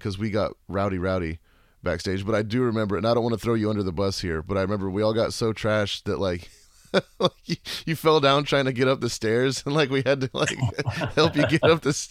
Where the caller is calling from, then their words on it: Amarillo, Texas, United States; I'm recording from Amarillo, Texas, home of the Big Texan.